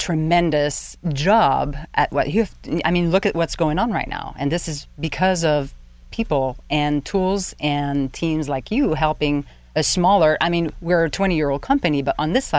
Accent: Quebec, Canada; moved away as an adult; now in Pittsburgh, United States; I'm originally from Canada, French-Canadian, and the first couple of words that I said when I stepped foot in Pittsburgh is, feels like Quebec. It feels like home, strangely.

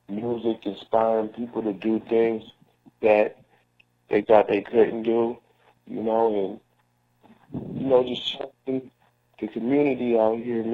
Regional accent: Seattle, Washington, United States; I'm from Seattle, Washington

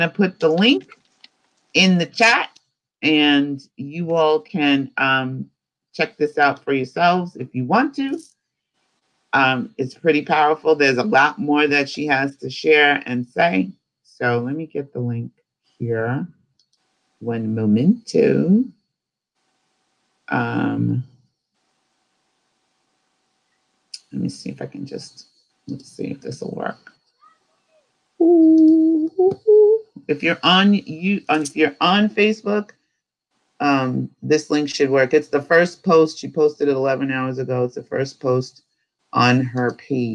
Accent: New York City, New York, United States; I'm from New York City and I walk fast

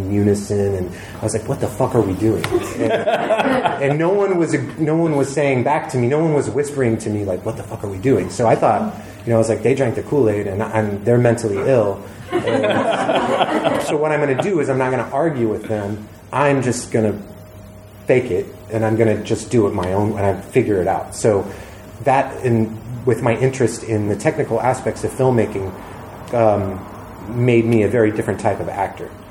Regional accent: Georgia, United States; moved away as an adult; also born or lived in Atlanta; I grew up in Georgia, my dad's a Marine, I fired a lot of guns

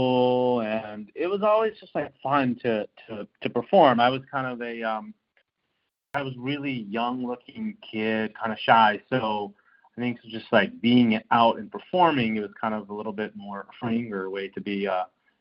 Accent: Philadelphia, Pennsylvania, United States; I grew up in Philadelphia

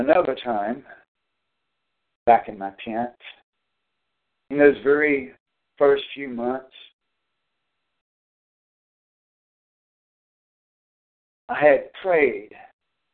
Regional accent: North Carolina, United States; moved away; also born or lived in Tennessee / Pennsylvania; He had me to be born in Tennessee, that my parents divorced when I was like 5 years old, and then my first stepfather died or committed suicide And then my next stepfather moved us away to North Carolina

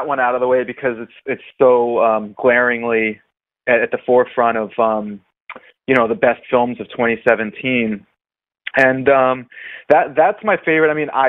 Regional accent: Sleepy Hollow, New York, United States; moved away as an adult; also born or lived in Brooklyn, New York; now in Los Angeles, United States; I'm living in Los Angeles now. From New York, from Westchester, New York. I was born in Sleepy Hollow.

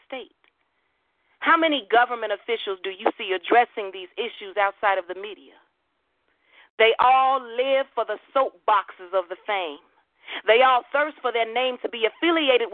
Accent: Chicago, Illinois, United States; I was born and raised in Chicago

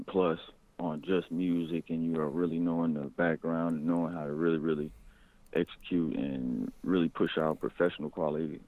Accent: Flint, Michigan, United States; moved away as an adult; also born or lived in Arizona; now in Kansas City, United States; I kind of like grew up in Flint, Michigan all through my like, teenage years

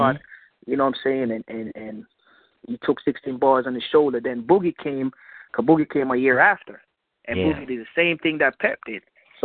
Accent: Jamaica; I'm Jamaican

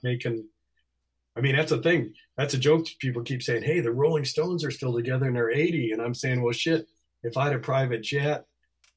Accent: Texas, United States; I was born in Texas

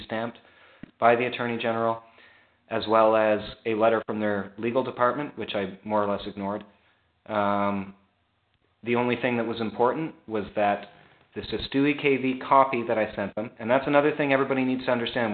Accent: Canada; I grew up, you know, French, like not French Canadian, but like as a Canadian, it's mandatory in our schools

